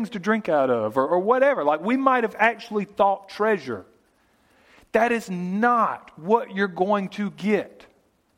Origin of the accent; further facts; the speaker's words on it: United States; growing up in America